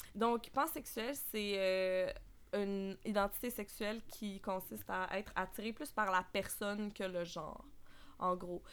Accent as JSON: {"language": "French", "town": "Quebec City", "region": "Quebec", "country": "Canada", "tie": "born or raised there", "moved": "as an adult", "lives_now": "Montreal, Canada", "said": "j'ai grandi euh, à Québec majoritairement, mais ah, euh, j'habite à Montréal depuis maintenant bientôt six ans"}